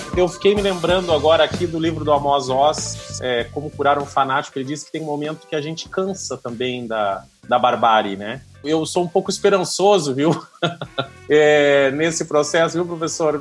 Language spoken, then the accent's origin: Portuguese; Rio Grande do Sul, Brazil; eu sou gaúcho, tem uma palavra que a gente usa lá muito, espraiar